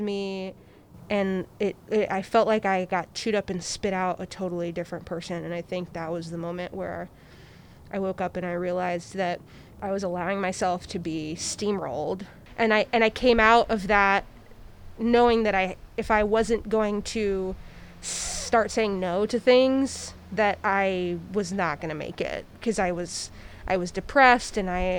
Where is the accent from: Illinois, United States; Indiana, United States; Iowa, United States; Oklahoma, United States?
Iowa, United States; Iowa City; moved away as an adult; now in Portland, United States; I'm from the Midwest. I'm from a city of 80,000 people in Iowa called Iowa City